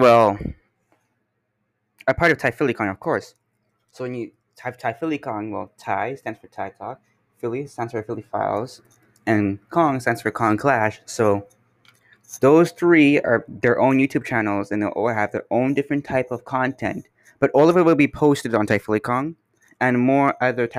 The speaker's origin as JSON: {"language": "English", "country": "Canada", "said": "I'm here from Canada"}